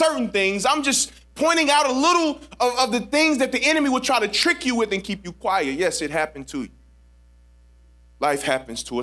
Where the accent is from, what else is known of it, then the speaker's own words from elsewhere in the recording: St. Louis, Missouri, United States; I'm from St. Louis